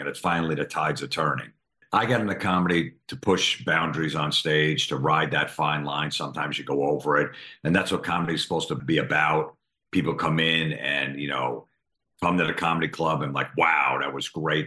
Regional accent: East Coast, United States; we're from the East Coast, so we're a little rough around the edges

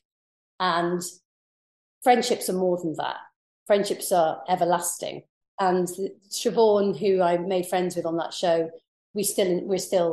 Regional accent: Pembrokeshire, Wales, United Kingdom; accent: posh; coming from Pembrokeshire, I always sound a little bit posh. So it kind of played in my favour. And being Welsh, I had quite a melodic voice.

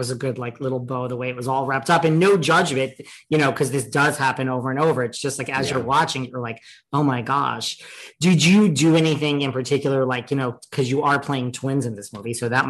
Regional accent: New York City, New York, United States; I'm from New York City. I'm like a jaded person.

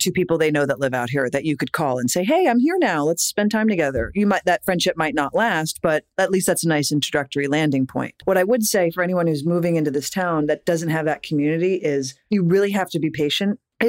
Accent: East Coast, United States; moved away as an adult; also born or lived in New York; now in Los Angeles, United States; I never thought I'd leave New York. I was born and raised on the East Coast, and New York was my home, like through and through.

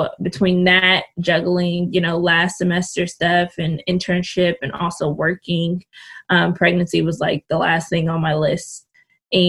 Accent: Richmond, California, United States; born and raised in California. Actually in the Bay Area. I'm from Richmond, California

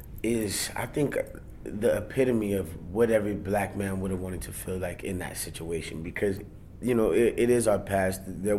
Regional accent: Germany; born there; I'm an Army brat. My mom did 20 years in the Army. So I was born in Germany.

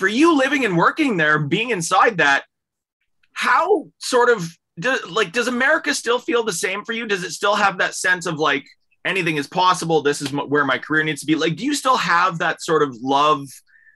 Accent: Canada; as Canadians, we're just kind of up here

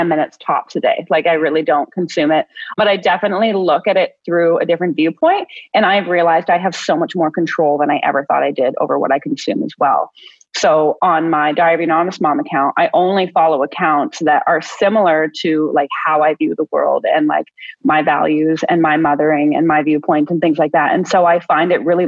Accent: Ontario, Canada; I'm from Ontario, Canada

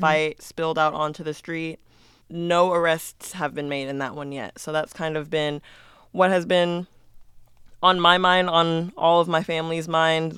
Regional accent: Las Vegas, Nevada, United States; growing up here

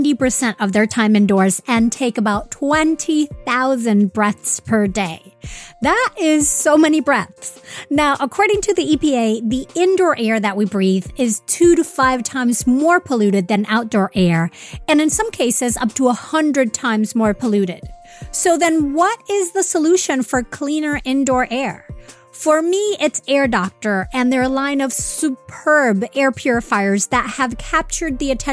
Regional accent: Venezuela; now in New York, United States; Because I'm originally from Venezuela

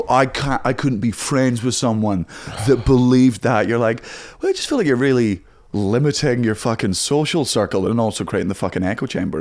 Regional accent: Scotland, United Kingdom; I am from Scotland

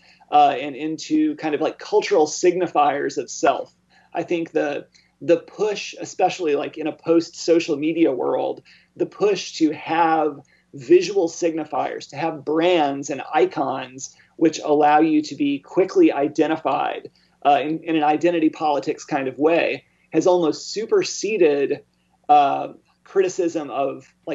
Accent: Arkansas, United States; now in Indiana, United States; growing up in Arkansas

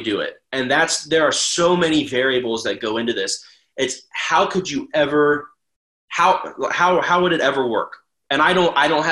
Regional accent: Ohio, United States; I was in-state. So I'm from Ohio

